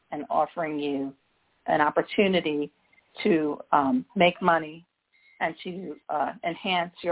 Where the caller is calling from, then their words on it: Midwest, United States; I'm calling from um, the Midwest.